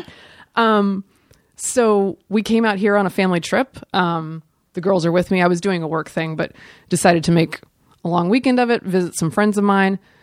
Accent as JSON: {"language": "English", "region": "the South", "country": "United States", "said": "I'm from the South"}